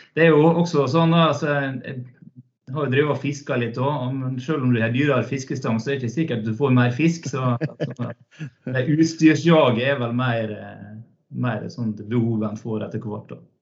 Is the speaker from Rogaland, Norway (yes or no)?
no; Hellesylt, Møre og Romsdal, Norway; moved away as an adult; also born or lived in Trondheim / Oslo / Denmark / Finnøy; født og oppvokst eh, inne, i en fjord, nær sagt, på, mm. på Hellesylt